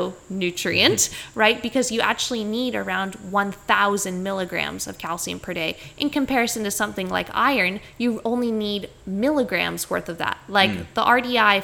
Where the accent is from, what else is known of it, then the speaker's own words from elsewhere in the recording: Canada; now in Australia; I grew up in Canada